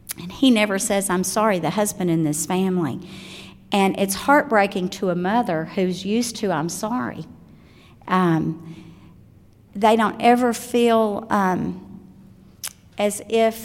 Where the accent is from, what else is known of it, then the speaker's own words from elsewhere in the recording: the South, United States; I'm from the South. We either don't finish our words or we put extra syllables in them.